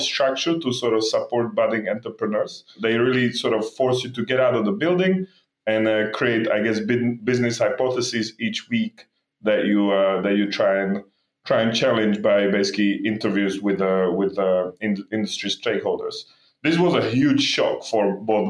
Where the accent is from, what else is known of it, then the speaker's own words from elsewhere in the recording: Slovakia; moved away; also born or lived in Belgium / London, United Kingdom; I grew up actually in Slovakia and then moved to Belgium before eventually ending up in London